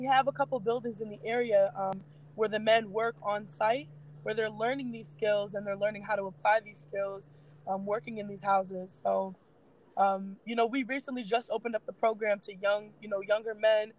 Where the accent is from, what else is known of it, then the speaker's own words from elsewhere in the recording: Chicago, Illinois, United States; I'm an artist from the South Side of Chicago.